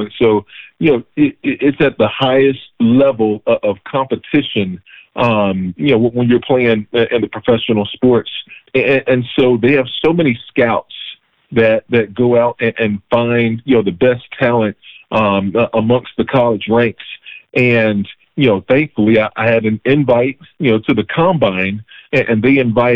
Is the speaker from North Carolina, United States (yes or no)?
yes; North Carolina, United States; I'm from Carolina, and so I went to UNC Chapel Hill. I'm a Tar Heel